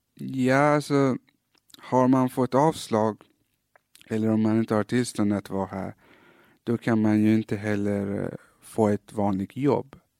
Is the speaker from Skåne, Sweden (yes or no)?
yes; Malmö, Skåne, Sweden; also born or lived in Iran; när jag växte upp i Fosie